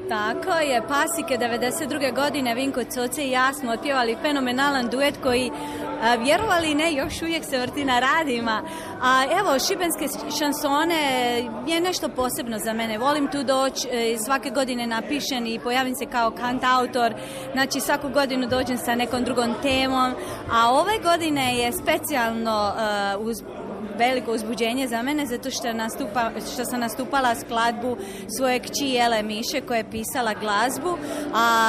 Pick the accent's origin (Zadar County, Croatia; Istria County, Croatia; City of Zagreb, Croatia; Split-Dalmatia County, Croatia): Split-Dalmatia County, Croatia; Trogir; also born or lived in Zagreb, Croatia; now in Philadelphia, United States; kad sam ja iz Trogira, jedne male sredine, recimo i glazbene sredine, došla u Zagreb